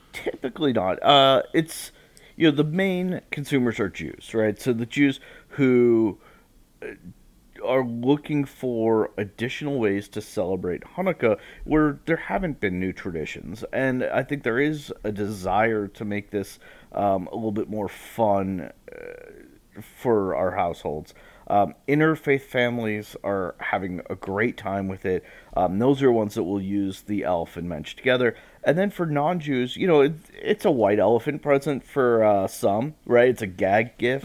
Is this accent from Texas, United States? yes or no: no; Marblehead, Massachusetts, United States; moved away; from Marblehead, uh, went to, uh, Jewish element, uh, Jewish preschool. Then I went to Hebrew school back at Temple Bethel